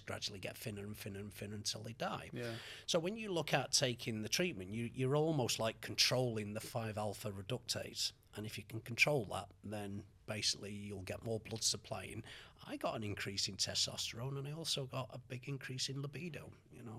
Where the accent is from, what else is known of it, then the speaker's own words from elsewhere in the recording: Manchester, North West England, United Kingdom; moved away as an adult; also born or lived in Australia / Canada / Los Angeles; I was born in Manchester and. Uh, when we were uh, six months old, the family moved to Australia for four and a half years